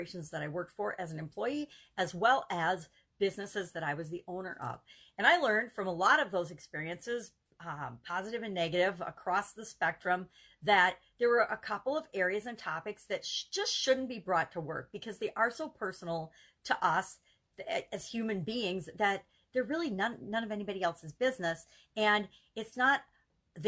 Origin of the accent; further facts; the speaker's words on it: United States; I grew up in the America where everybody had a right to their opinion